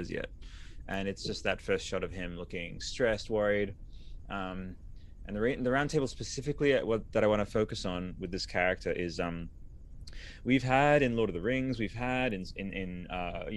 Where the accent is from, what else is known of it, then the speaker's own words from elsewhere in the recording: Australia; I'm from Australia